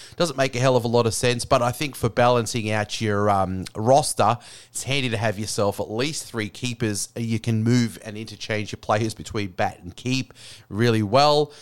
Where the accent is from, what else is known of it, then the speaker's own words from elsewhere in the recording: Australia; as Australian